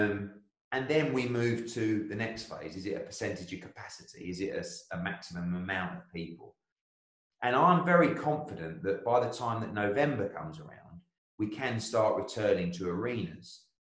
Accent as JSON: {"language": "English", "country": "United Kingdom", "said": "I'm a Brit"}